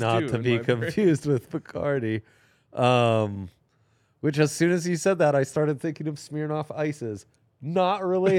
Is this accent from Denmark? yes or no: no; Italy; I grew up in Italy.